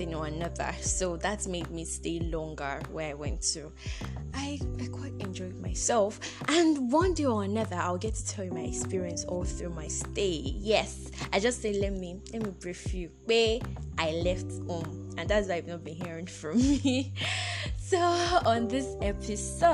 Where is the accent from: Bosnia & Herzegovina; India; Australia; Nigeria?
Nigeria; I actually traveled out of my hometown